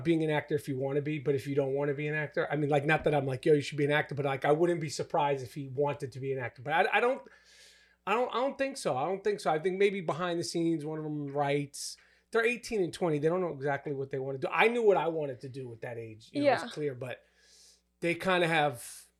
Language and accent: English; New York, United States; I would just like, yo, I'm from New York